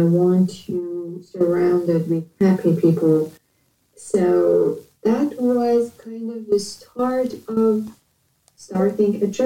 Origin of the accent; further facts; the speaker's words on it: Iran; moved away as an adult; now in Canada; I am from Iran